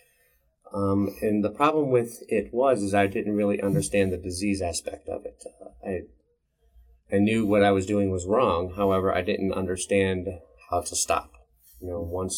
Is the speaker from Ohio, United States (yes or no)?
yes; Cleveland, Ohio, United States; now in Portage County, United States; I grew up in the Cleveland area.